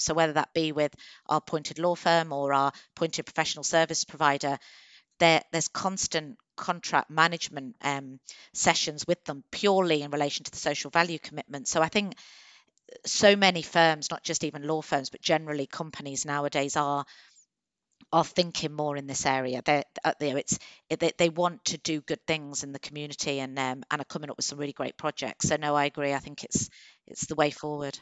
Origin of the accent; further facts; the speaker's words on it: Coventry, West Midlands, United Kingdom; moved away as an adult; also born or lived in Birmingham / London / Manchester; now in Warwickshire, United Kingdom; I'm from Coventry originally